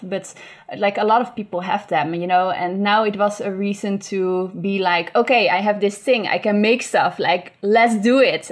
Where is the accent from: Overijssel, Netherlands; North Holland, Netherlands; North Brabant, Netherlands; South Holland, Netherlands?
North Holland, Netherlands; Beemster; I grew up in Beemster, mm-hmm. which is uh, in the Netherlands